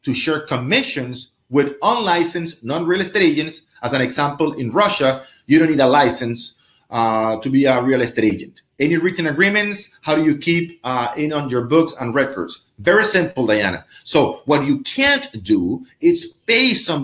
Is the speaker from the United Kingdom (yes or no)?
no; Venezuela; moved away; I'm from Venezuela